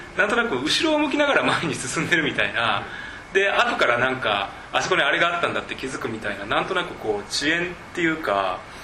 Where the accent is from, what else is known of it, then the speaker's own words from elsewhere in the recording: Kobe, Hyogo, Japan; 自分自身がその神戸の出身で